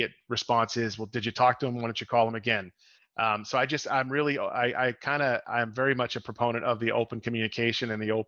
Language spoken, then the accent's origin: English; Boston, Massachusetts, United States; now in Lake Mary, United States; I'm actually out of Orlando, Florida, in the Lake Mary area, although I grew up in the Boston area